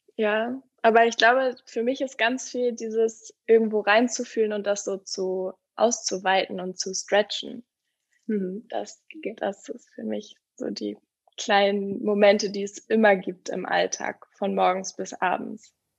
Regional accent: Hamburg, Germany; moved away; also born or lived in Berlin; Ich komme ursprünglich aus Hamburg

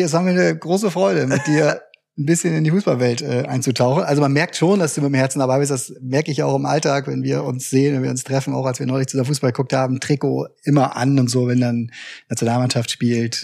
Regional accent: Bremen, Germany; ich als Bremer

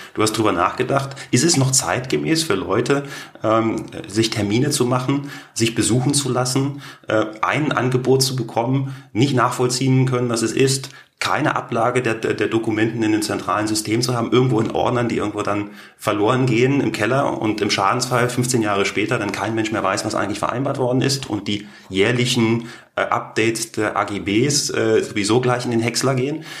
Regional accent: Berlin, Germany; accent: Berlinerisch; moved away as an adult; also born or lived in St. Gallen, Switzerland / Canton of Basel, Switzerland / Canton of Lucerne, Switzerland / Singapore; now in Canton of Zug, Switzerland; ich bin stolzer Berliner, begeisterter Berliner und sicherlich der größte Markenbotschafter für die Stadt Berlin, die es gibt

